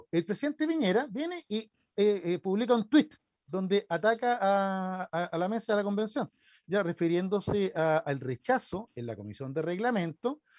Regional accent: Chile; somos mejores chilenos

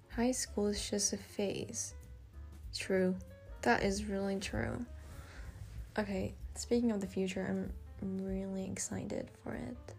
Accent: Australia; accent: Aussie; my crazy Aussie accent

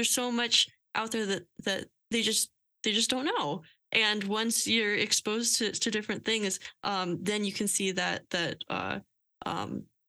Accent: Lehigh Valley, Pennsylvania, United States; moved away as an adult; now in Philadelphia, United States; I came from a suburb outside of Philly. I came from Lehigh Valley.

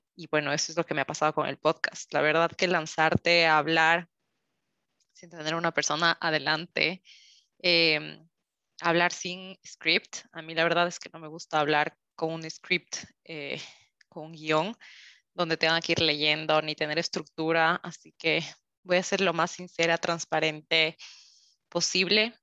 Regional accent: Quito, Pichincha, Ecuador; moved away as an adult; now in Switzerland; soy de Quito, Ecuador

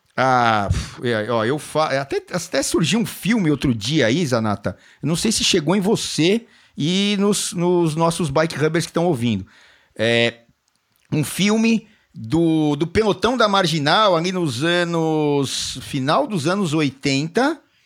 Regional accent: São Paulo, Brazil; lá da Zona Norte, onde eu nasci, aqui, Zona Norte de São Paulo

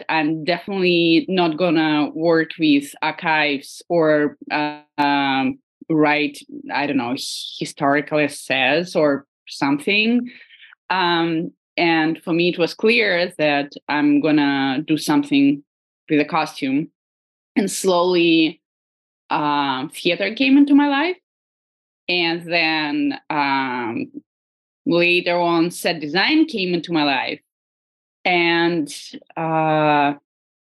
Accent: Moscow, Russia; moved away as an adult; now in San Francisco, United States; Originally I'm from Moscow, and I right now I live in San Francisco

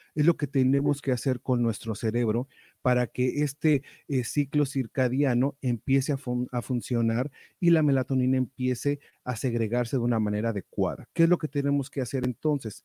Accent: Mexico; moved away; allá en México, de donde soy oriundo

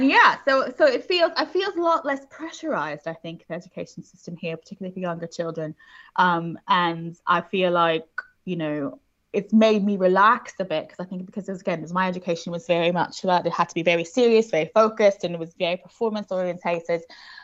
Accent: Houston, Texas, United States; Yes, I did. Yeah, I'm American originally

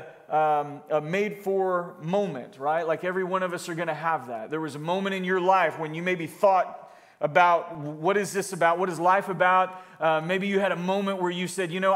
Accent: Florida, United States; moved away as an adult; also born or lived in California / Jacksonville, Florida; Florida, in my hometown where I was from

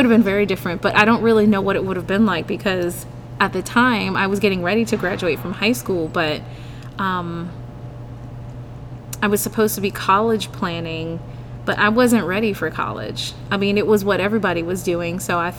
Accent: Berlin, Germany; born there; Well, I was actually born in Germany. I was born in Berlin.

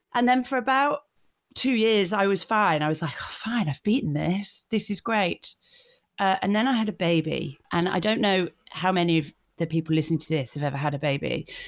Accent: Yorkshire and the Humber, United Kingdom; I grew up in North Yorkshire, and so I, I love my home county

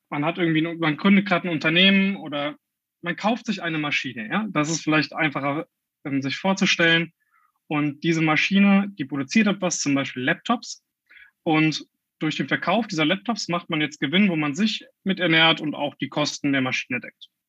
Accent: Rhineland-Palatinate, Germany; Ich komme ursprünglich aus dem Bereich Westerwald, also nicht allzu weit entfernt von Koblenz.

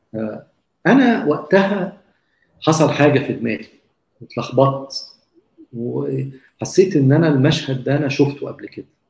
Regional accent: Egypt; إحنا كمصريين

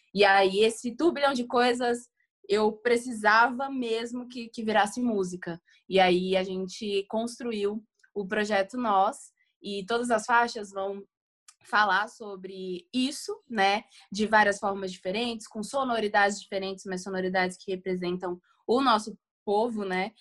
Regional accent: São Paulo, Brazil; sou aqui de São Paulo.

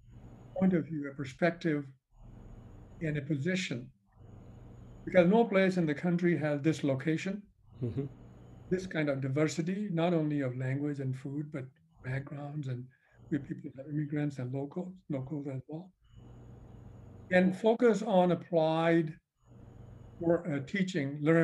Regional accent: India; moved away as an adult; now in United States; I came from India in the 70s and for my graduate school. I just stayed here

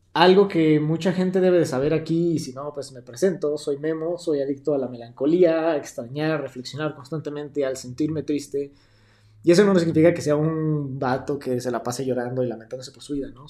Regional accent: Mexico; yo me sentía ajeno a mi tierra

